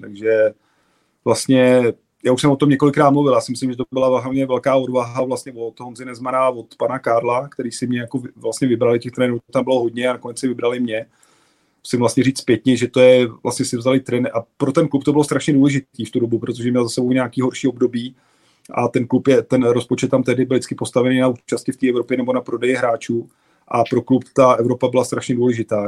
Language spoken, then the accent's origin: Czech; Prague, Czechia; že jsem byl Pražák, chodil jsem vlastně na všechny zápasy. Táta mě od mala vodil vlastně na Bohemku, vlastně od čtyř, od čtyř let